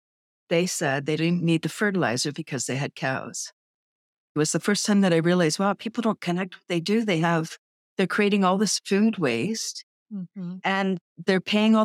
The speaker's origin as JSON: {"language": "English", "town": "Toronto", "region": "Ontario", "country": "Canada", "tie": "born or raised there", "lives_now": "Bradford, Canada", "said": "Yeah, I grew up in Toronto and then in 93, I moved to Bradford, the little town I'm in."}